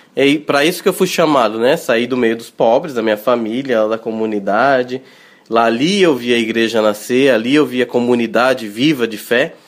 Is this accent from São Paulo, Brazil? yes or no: yes; Lençóis Paulista, São Paulo, Brazil; eu sou natural do interior de São Paulo, de uma cidade que se chama Lençóis Paulista.